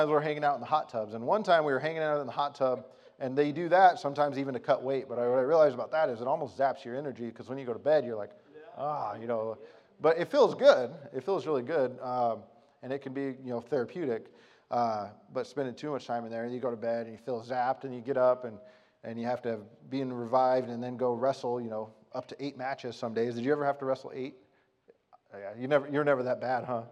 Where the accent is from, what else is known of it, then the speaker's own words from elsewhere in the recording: Arizona, United States; I was from Arizona